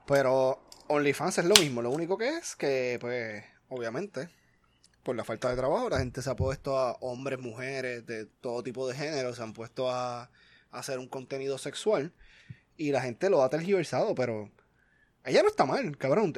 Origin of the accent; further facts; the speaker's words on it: Puerto Rico; moved away; yo soy de Puerto Rico